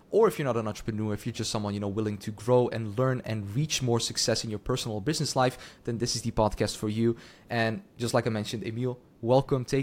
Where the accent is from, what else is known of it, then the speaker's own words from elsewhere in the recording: Netherlands; born and raised in the Netherlands